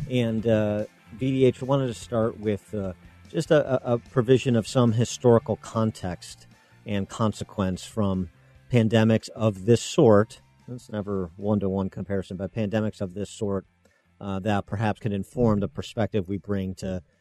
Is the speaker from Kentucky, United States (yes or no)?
no; Illinois, United States; my home state of Illinois